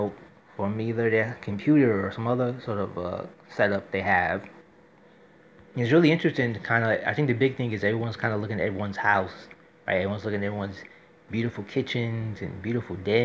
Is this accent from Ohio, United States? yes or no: no; New York City, New York, United States; as a New Yorker